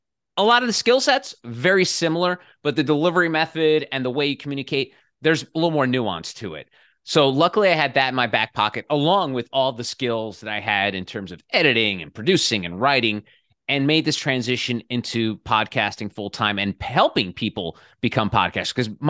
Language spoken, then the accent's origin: English; New Jersey, United States; So I grew up in the New Jersey suburbs, about 15 miles from Midtown Manhattan.